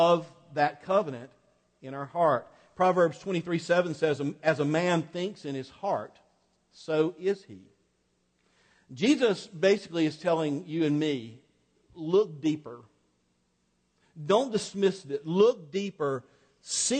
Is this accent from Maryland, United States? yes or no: no; North Florida, United States; I grew up in North Florida, just on the edge of South Georgia, so I'm kind of a South Georgia redneck by culture.